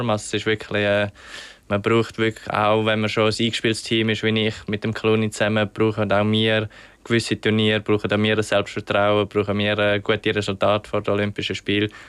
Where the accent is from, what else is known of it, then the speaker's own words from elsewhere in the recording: Switzerland; als Schweizer hat man natürlich, als junger Schweizer hat man eher mal eine Gelegenheit